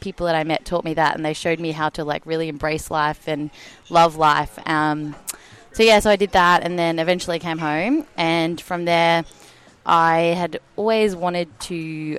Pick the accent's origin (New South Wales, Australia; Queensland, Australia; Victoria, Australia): Queensland, Australia; Brisbane; also born or lived in Canada; I grew up in Brisbane